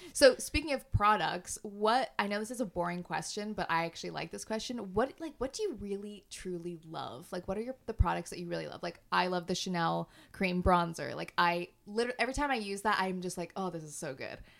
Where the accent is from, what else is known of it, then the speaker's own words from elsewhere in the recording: Canada; moved away as an adult; now in London, United Kingdom; we're both from Canada and we've both moved over here.